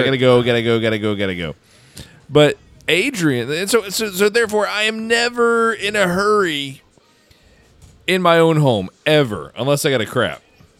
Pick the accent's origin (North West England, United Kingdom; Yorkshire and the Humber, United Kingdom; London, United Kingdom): Yorkshire and the Humber, United Kingdom; Huddersfield; I'm coming here from Huddersfield